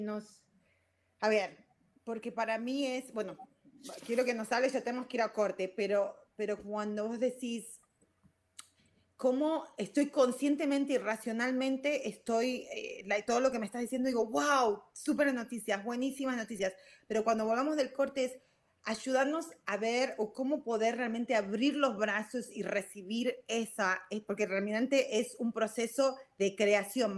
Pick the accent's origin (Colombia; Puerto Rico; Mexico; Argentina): Argentina; moved away; also born or lived in Virginia / California; soy argentina